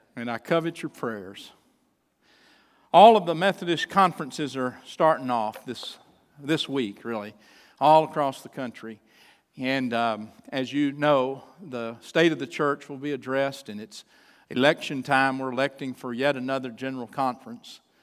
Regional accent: Chandler, Texas, United States; also born or lived in Troup, Texas; I was born in the little town where I grew up, the little town of Chandler, Texas

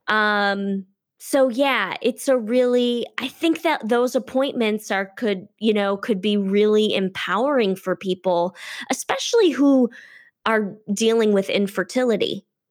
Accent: Detroit, Michigan, United States; moved away as an adult; now in California, United States; I'm originally from Detroit

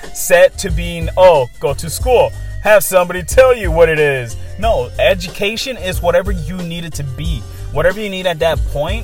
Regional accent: Oakland, California, United States; first language Spanish; English is a second language; I was born here in Oakland, California, I still struggled seeing that my first language was not English. It was actually Spanish

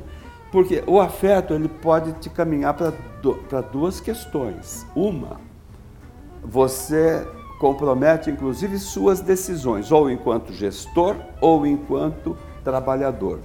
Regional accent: Araraquara, São Paulo, Brazil; eu sou de uma região canavieira, eu sou de Araraquara

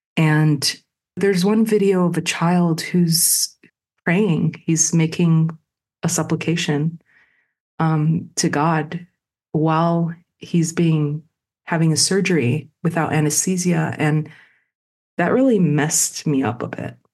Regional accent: Chicago, Illinois, United States; my hometown, Chicago

